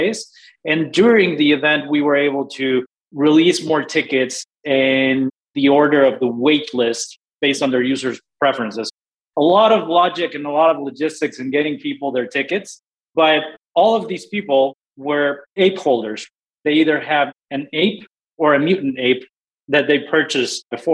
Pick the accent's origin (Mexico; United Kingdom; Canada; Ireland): Mexico; Mexico City; also born or lived in Houston, Texas; now in Austin, United States; I'm originally from Mexico City, but I've been in the States